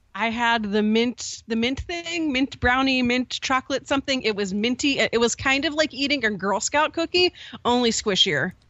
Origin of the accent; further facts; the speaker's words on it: Pittsburgh, Pennsylvania, United States; I grew up in Pittsburgh